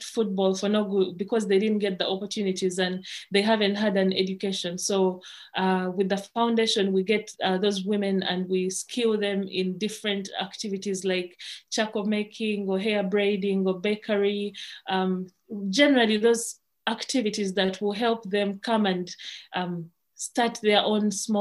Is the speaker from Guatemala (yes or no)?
no; Uganda